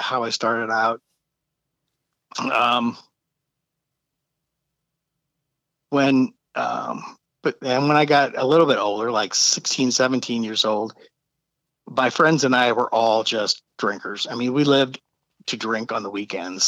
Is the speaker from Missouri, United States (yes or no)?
yes; St. Louis, Missouri, United States; I grew up in St. Louis.